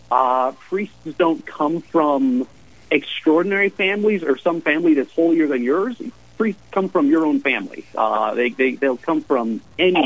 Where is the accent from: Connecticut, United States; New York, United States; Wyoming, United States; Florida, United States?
Wyoming, United States; Cheyenne; I was mostly raised down in Cheyenne. I moved to Cheyenne before first grade, about 5 or 6 years old, with the military